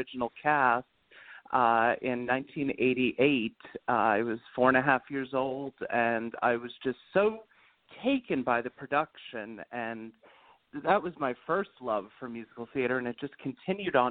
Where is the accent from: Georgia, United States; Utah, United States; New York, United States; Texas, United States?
New York, United States; New York City; also born or lived in Bridgewater, New Hampshire; I was also raised in New York City